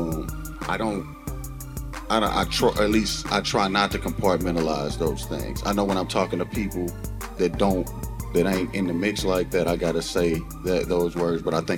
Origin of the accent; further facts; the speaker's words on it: East St. Louis, Illinois, United States; I grew up in East St. Louis.